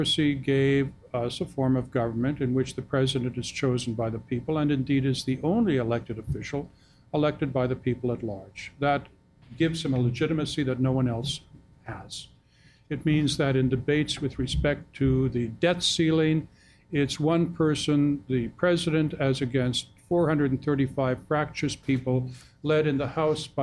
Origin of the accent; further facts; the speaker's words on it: Canada; now in United States; I wrote the book as a Canadian, but I became an American citizen last month